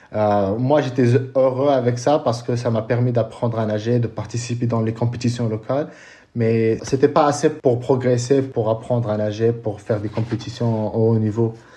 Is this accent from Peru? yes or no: no; Casablanca, Casablanca-Settat, Morocco; moved away as an adult; also born or lived in California / Colorado Springs; je suis né euh, à Casablanca